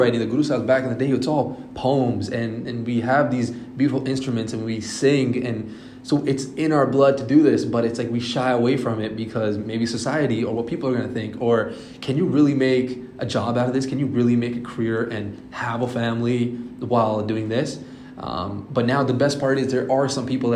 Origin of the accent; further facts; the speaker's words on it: Toronto, Ontario, Canada; also born or lived in Australia; I am from Canada, Toronto